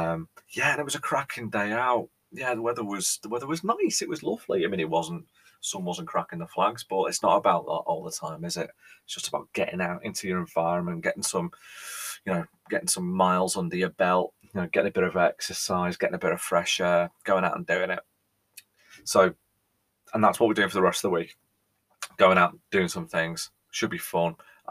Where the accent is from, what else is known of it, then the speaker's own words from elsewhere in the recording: England, United Kingdom; But I think as a Brit, as an Englishman, as a British person, there's one thing that we all